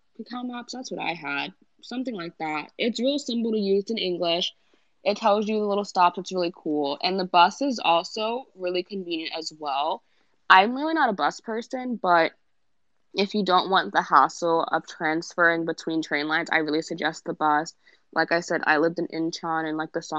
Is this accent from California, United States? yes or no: no; New York City, New York, United States; also born or lived in Northern Virginia; I'm from Brooklyn